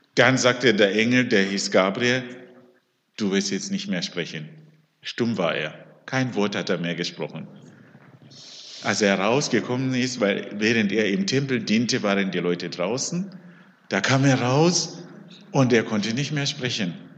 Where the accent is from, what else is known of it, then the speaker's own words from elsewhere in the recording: Zimbabwe; also born or lived in Leonberg, Germany; now in Höchstadt an der Aisch, Germany; Ich komme ursprünglich aus Simbabwe.